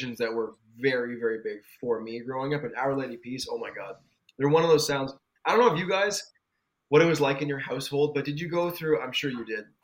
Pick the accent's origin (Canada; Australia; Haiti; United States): Canada; because of our age and being Canadian